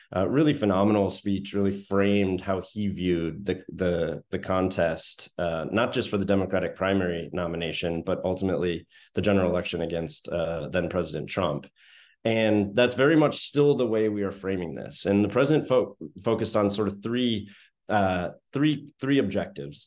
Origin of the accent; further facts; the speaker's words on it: Madison, Wisconsin, United States; moved away as an adult; now in Washington, D.C., United States; I was born and raised in Madison